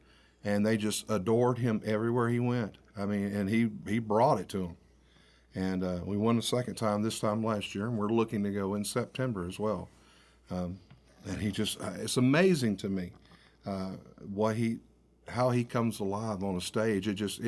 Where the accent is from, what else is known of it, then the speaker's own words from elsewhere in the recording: Warren, Arkansas, United States; We're both from Warren, Arkansas originally, which is close to Pine Bluff.